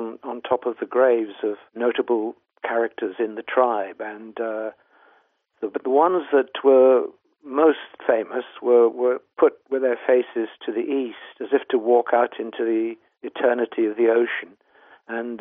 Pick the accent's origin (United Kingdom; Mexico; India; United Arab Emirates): United Kingdom; South Wales; now in London, United Kingdom; I grew up in South Wales